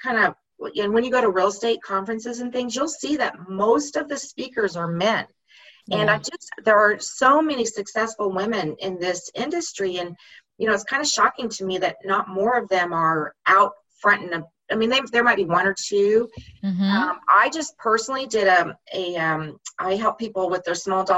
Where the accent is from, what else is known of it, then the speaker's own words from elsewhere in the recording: Midwest, United States; moved away as an adult; now in Texas, United States; I grew up in the Midwest